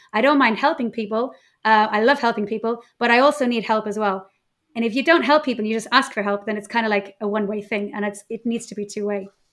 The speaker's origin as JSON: {"language": "English", "country": "Ireland", "moved": "as an adult", "lives_now": "Mallorca, Spain", "said": "I'm Irish, but living in Mallorca"}